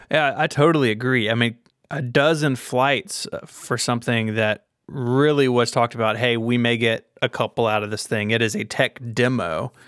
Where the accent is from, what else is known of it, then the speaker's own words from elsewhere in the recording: Memphis, Tennessee, United States; my hometown of Memphis